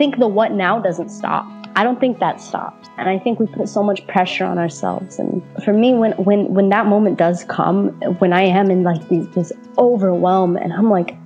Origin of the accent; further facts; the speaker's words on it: Denver, Colorado, United States; also born or lived in Damascus, Syria; I was born and raised in Denver, Colorado, to an Arab father from Syria and a white mother from Iowa